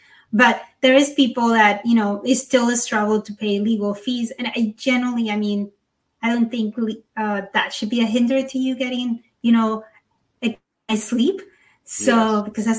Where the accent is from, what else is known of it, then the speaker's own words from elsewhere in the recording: Panama; moved away; I was born in Panama.